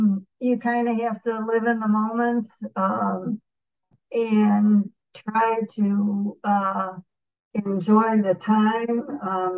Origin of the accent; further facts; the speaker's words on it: Chicago, Illinois, United States; we were born and raised in Chicago.